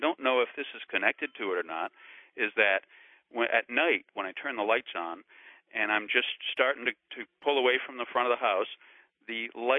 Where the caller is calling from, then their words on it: Seekonk, Massachusetts, United States; I'm calling from Seekonk, Massachusetts.